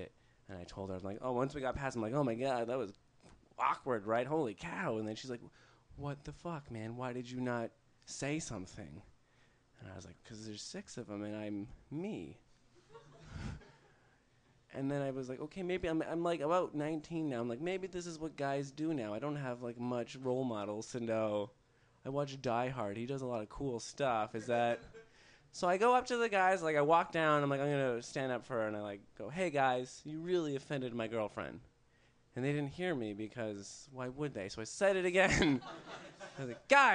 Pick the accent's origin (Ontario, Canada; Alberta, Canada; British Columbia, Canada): Alberta, Canada; Calgary; I'm from Calgary